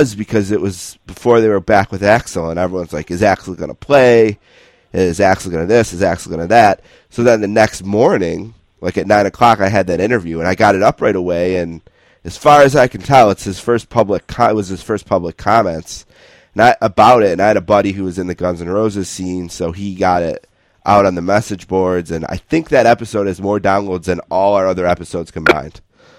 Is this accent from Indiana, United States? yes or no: no; Buffalo, New York, United States; I'm from Buffalo